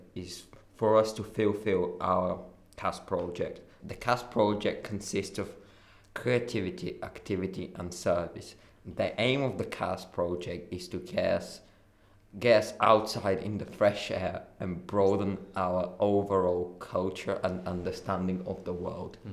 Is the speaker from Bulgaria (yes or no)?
yes; Bulgaria; moved away; I come from Bulgaria